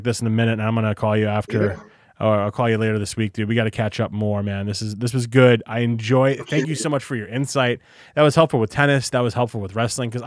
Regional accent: New Jersey, United States; also born or lived in Brooklyn, New York; we were growing up in Jersey

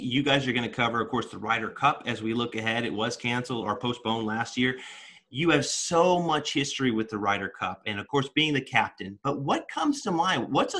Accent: United States; I'm an American journalist

